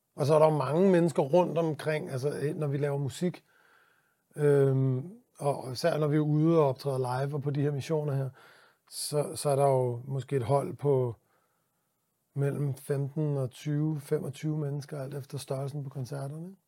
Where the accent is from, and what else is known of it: Denmark